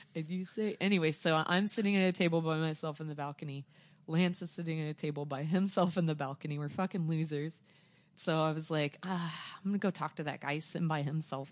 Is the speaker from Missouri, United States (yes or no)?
yes; Joplin, Missouri, United States; born or raised there; also born or lived in Arkansas